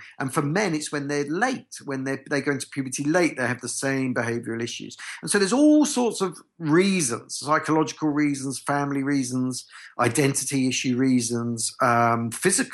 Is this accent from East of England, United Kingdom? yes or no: yes; Essex, East of England, United Kingdom; I was brought up in Essex